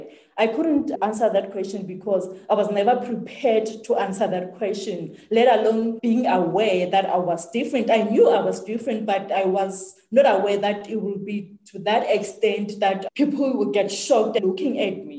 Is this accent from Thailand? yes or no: no; South Africa; I grew up here in South Africa in a very small United village